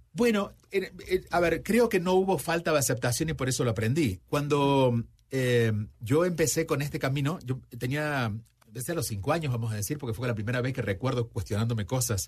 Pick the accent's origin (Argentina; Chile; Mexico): Argentina; cuando yo tenía 5 o 6 años, yo nací en Argentina, vivía en un pueblo